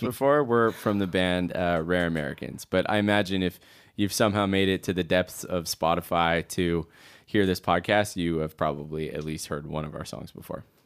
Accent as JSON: {"language": "English", "town": "Edmonton", "region": "Alberta", "country": "Canada", "tie": "born or raised there", "said": "being a Canadian boy, in a way, it's just, like, you know, when you grow up, I grew up in Edmonton"}